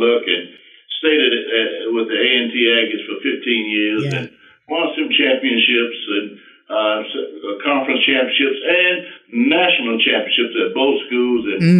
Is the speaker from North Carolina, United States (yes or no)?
yes; Durham, North Carolina, United States; moved away as an adult; also born or lived in Winston-Salem, North Carolina; I went back home to Durham, North Carolina